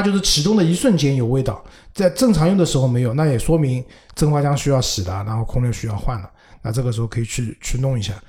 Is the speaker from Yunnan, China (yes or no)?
no; Shanghai, China; 因为我上海人嘛，我们上海人不多